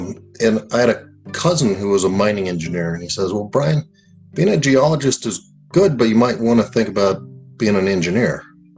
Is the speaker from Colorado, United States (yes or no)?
yes; Colorado Springs, Colorado, United States; I was raised in Colorado Springs.